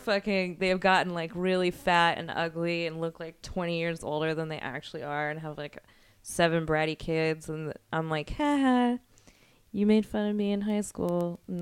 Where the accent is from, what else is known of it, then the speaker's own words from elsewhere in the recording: Cheyenne, Wyoming, United States; moved away; Cheyenne, Wyoming is not a place a lot of people leave. And most of the people that I grew up with who did leave just basically went to Denver, Colorado, or Fort Collins, Colorado.